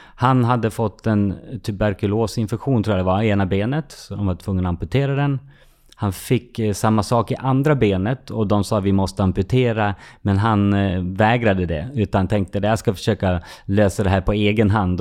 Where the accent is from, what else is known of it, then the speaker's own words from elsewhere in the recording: Fagersta, Västmanland, Sweden; I Fagersta, där jag växte upp